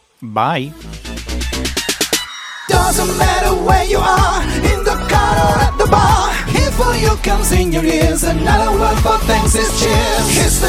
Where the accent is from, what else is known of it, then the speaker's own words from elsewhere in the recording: United Kingdom; I'm British, remember.